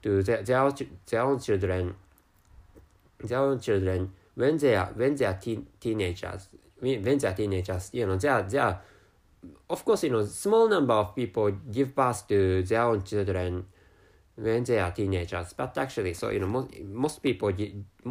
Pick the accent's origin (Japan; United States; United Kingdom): Japan; accent: Japanese; first language Japanese; English is a second language; my mother tongue is Japanese, so speaking English is really, really difficult